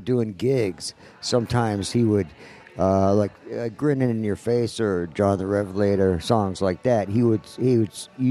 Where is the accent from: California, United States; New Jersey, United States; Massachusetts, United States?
New Jersey, United States; East Orange; moved away; also born or lived in Rochester, New York; I'm from New Jersey originally.